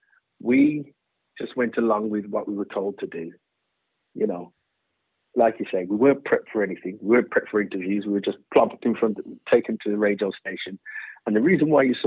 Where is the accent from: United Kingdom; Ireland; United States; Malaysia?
United Kingdom; Birmingham, West Midlands; we're from Birmingham.